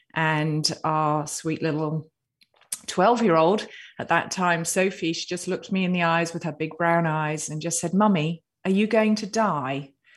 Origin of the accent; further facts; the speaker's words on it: United Kingdom; I'm a Brit with a stiff upper lip